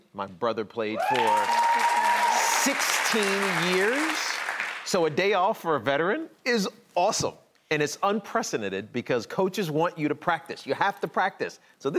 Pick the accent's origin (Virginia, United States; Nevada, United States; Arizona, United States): Virginia, United States; moved away as an adult; also born or lived in New York City; Well, so I'm from the South. I'm from Virginia. So coming to New York was culture shock.